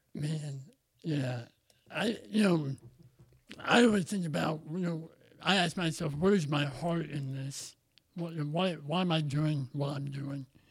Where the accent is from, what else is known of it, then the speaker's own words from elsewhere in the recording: Southern Illinois, United States; your typical Southern Illinois uh, middle class white family